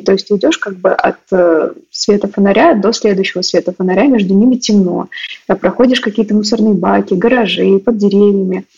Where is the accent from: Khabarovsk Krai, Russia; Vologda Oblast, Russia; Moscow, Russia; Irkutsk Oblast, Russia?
Moscow, Russia; Я выросла в Москве, в районе Чертанова